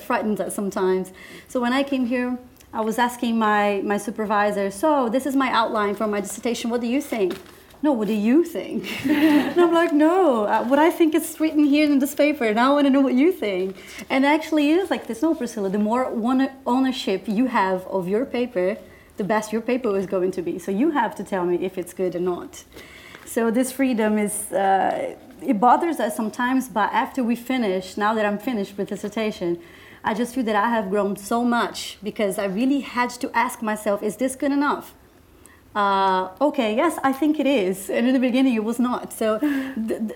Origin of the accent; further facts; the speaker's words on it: Brazilian Amazon, Brazil; moved away as an adult; now in Oxford, United Kingdom; I was born and raised in the Brazilian Amazon